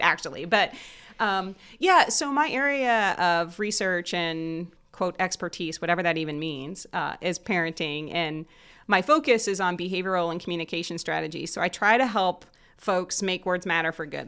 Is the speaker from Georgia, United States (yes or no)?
no; Southern Indiana, United States; moved away as an adult; now in Muncie, United States; I actually grew up in Southern Indiana, close to Cincinnati